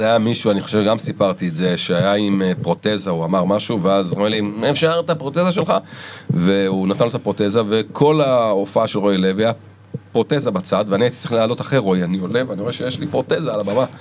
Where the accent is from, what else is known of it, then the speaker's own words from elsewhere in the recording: Ramat Gan, Tel Aviv District, Israel; גדלתי ברמת גן